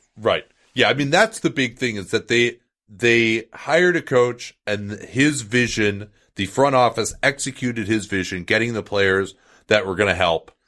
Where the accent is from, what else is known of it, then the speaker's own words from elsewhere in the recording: Chicago, Illinois, United States; I'm from Chicago.